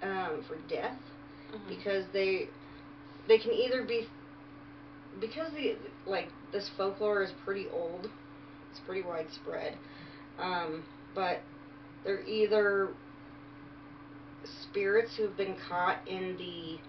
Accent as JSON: {"language": "English", "region": "England", "country": "United Kingdom", "said": "We did this based on our heritage. Okay. Wisps, I am English."}